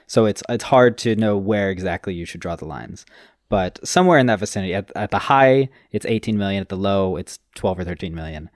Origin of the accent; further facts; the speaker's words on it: Long Beach, California, United States; I am technically from Long Beach. I'm not from Los Angeles.